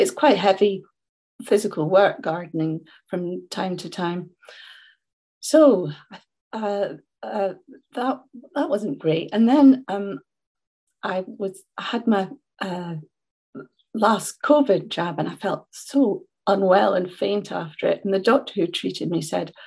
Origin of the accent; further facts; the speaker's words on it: Scotland, United Kingdom; I'm Scottish, as you can hear